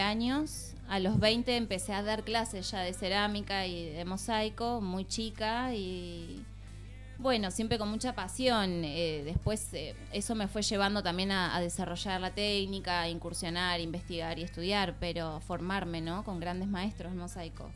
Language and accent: Spanish; Río Gallegos, Santa Cruz, Argentina; moved away as an adult; also born or lived in Buenos Aires; now in Barcelona, Spain; yo soy de Río Gallegos, Santa Cruz, pero viví en Buenos Aires